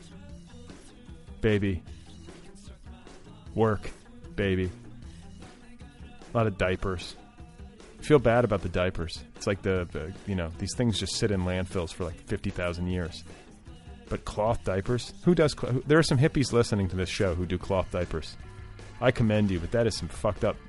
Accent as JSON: {"language": "English", "area": "Indiana, Wisconsin", "region": "Midwest", "country": "United States", "tie": "born or raised there", "moved": "yes", "said": "I grew up in Indiana, in Wisconsin"}